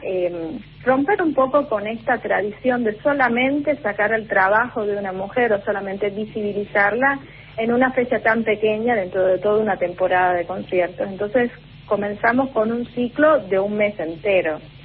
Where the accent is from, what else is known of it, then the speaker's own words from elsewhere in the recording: Matanzas, Cuba; en mi provincia natal, en la ciudad de Matanzas